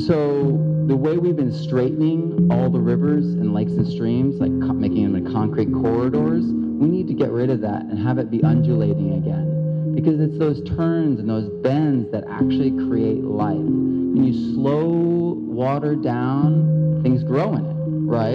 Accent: Central Valley, California, United States; I'm from the Central Valley

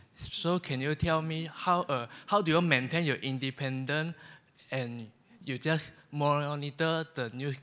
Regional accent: Malaysia; English is a second language; from Malaysia.

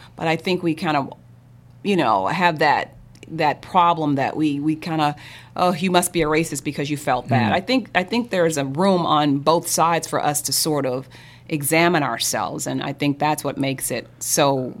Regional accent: St. Louis, Missouri, United States; I grew up in St. Louis, yeah.

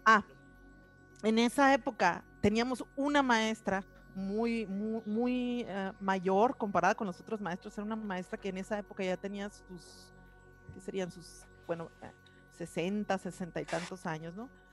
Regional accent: Hermosillo, Sonora, Mexico; moved away as an adult; also born or lived in north of England; now in Colima, Mexico; Yo nací en, en Hermosillo, Sonora. y soy parte de una familia, tengo dos hermanos, soy la hermana mayor, y eh, desde muy chica eh, vivimos en, en, el norte de la ciudad de Hermosillo

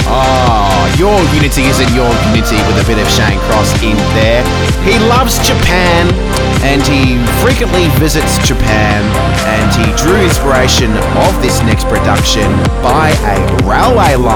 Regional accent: Australia; I'm an Aussie

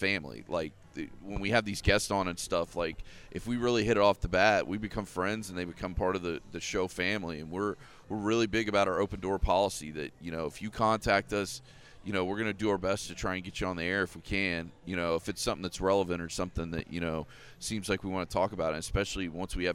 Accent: United States; accent: Southern; I'm born and raised in Polk County. You can't take the Southern out of me.

